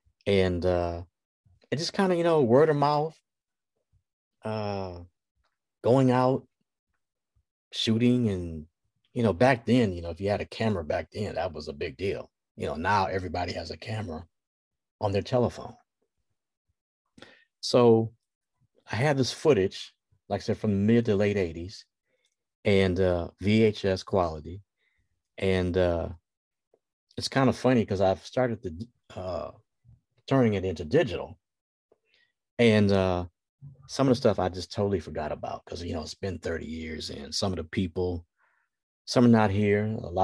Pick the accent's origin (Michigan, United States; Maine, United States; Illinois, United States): Michigan, United States; Detroit; moved away as an adult; also born or lived in Los Angeles / Houston / Dallas; I'm from Detroit, Michigan. I've lived in Los Angeles, Houston, Dallas, and Detroit.